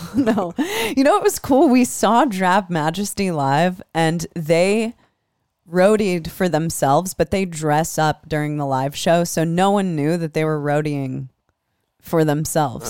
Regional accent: Des Moines, Iowa, United States; Des Moines, Iowa. That's my hometown.

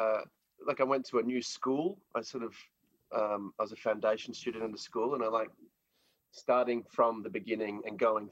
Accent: Gold Coast, Queensland, Australia; also born or lived in Brisbane; now in Sydney, Australia; I was born in Brisbane, but I grew up on the Gold Coast.

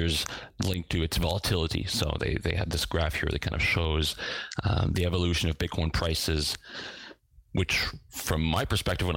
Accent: Eastern Canada, Canada; moved away as an adult; now in Lille, France; I was born in Eastern Canada, where I lived until I was in my early 20s

